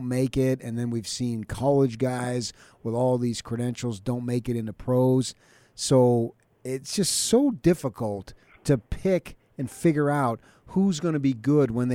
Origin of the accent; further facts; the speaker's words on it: Phoenix, Arizona, United States; I grew up in the Phoenix area